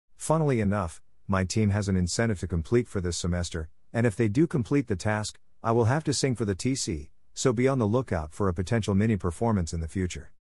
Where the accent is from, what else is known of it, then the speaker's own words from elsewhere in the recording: Wylie, Texas, United States; also born or lived in Salinas, California; now in Plano, United States; I was born in Salinas, California and moved over to Wiley, Texas when I was about two years old. Now I live in the Plano, Texas area